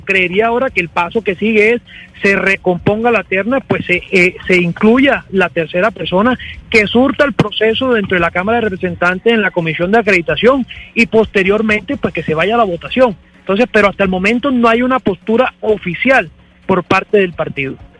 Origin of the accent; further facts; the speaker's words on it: Córdoba, Colombia; yo que soy del departamento de Córdoba, coterráneo del doctor